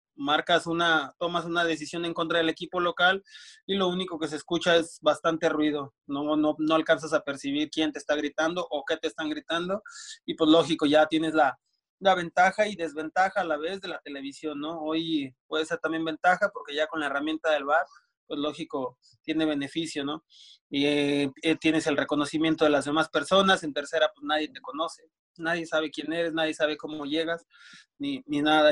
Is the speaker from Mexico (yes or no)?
yes; Durango, Mexico; also born or lived in Morelia, Michoacán; me fui para, de, aquí de Durango, me fui a, Morelia, Michoacán